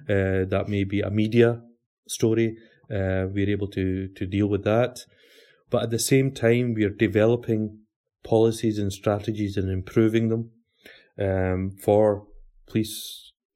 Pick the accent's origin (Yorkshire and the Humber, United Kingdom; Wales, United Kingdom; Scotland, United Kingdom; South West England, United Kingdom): Scotland, United Kingdom; Glasgow; I was born and bred in Glasgow in uh, 1972